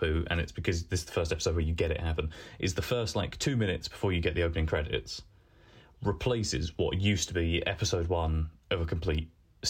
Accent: Southend-on-Sea, East of England, United Kingdom; I come from Southend.

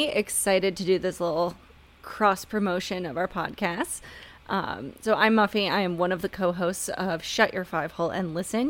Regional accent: outside of Detroit, Michigan, United States; now in Tampa Bay area, United States; I grew up outside of Detroit, so I'm a big Red Wings fan, and I live in the Tampa Bay area now

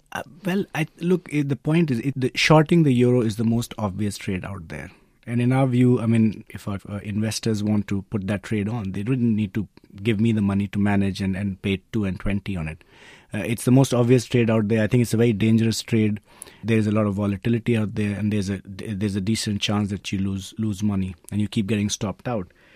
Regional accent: India; I'm being Indian myself

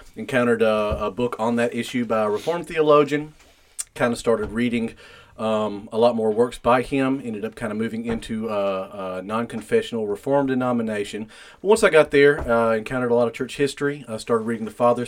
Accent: Spartanburg, South Carolina, United States; born and raised in Spartanburg, South Carolina

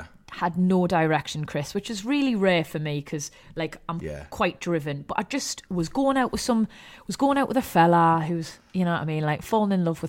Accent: Newcastle upon Tyne, North East England, United Kingdom; I'm a Geordie girl

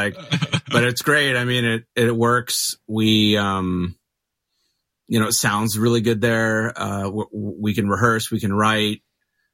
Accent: Mesa, Arizona, United States; now in Phoenix, United States; So I grew up in Mesa

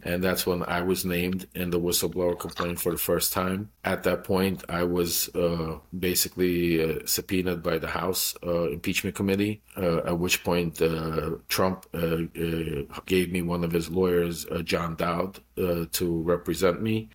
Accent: United States; also born or lived in Ukraine; I immigrated here when I was three years old, so I'm fully American and grew up here

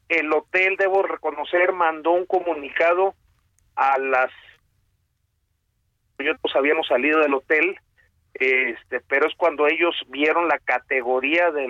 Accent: Baja California Sur, Mexico; Una furia que yo soy de Baja California Sur, nunca había visto.

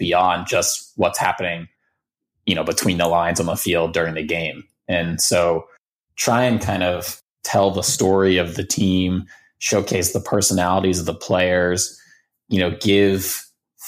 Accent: Baltimore, Maryland, United States; now in Boston, United States; So I grew up in Baltimore, outside of Baltimore.

